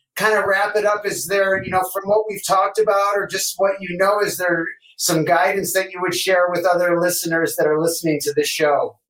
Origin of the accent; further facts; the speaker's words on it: Detroit, Michigan, United States; I'm from Detroit